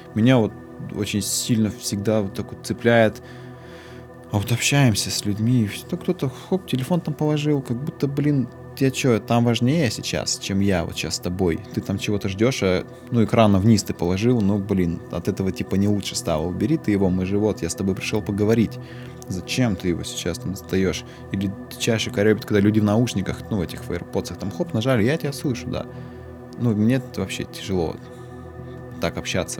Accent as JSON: {"language": "Russian", "town": "Tura", "region": "Krasnoyarsk Krai", "country": "Russia", "moved": "as an adult", "said": "я переехал из Туры в Красноярск в 18 лет, поступить в институт"}